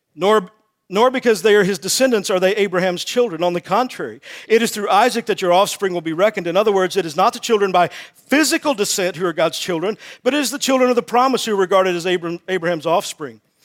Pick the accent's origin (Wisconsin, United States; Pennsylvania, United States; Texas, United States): Texas, United States; also born or lived in Wake Forest, North Carolina; I'm from Texas